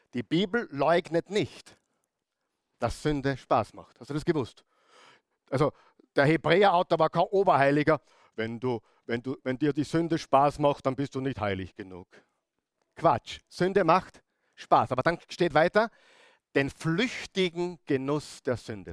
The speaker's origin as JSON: {"language": "German", "region": "Upper Austria", "country": "Austria", "said": "bei uns in Oberösterreich"}